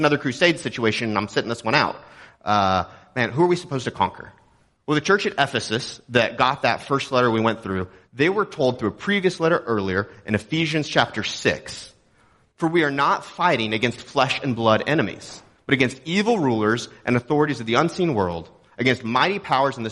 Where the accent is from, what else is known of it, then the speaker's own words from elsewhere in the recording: Texas, United States; moved away; I'm from Texas.